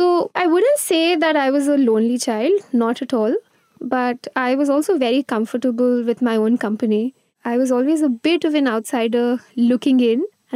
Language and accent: English; Gujarat, India; also born or lived in Mumbai; I was born in Bombay, but I grew up in Gujarat, which is funny considering that I've written a Bombay novel now. I moved every 2 or 3 years.